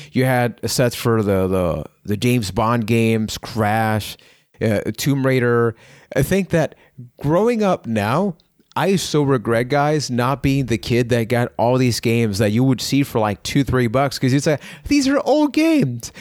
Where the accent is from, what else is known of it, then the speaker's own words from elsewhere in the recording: Puerto Rico; I am from Puerto Rico